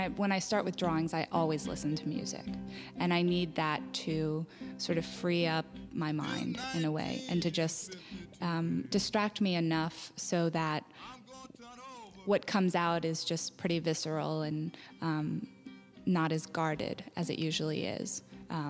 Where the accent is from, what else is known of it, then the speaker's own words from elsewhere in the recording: Austin, Texas, United States; I'm from Texas